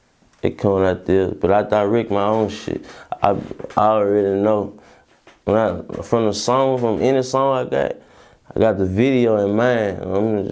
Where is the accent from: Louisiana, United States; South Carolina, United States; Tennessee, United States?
Louisiana, United States; Baton Rouge; I grew up in the field. I'm from Bank.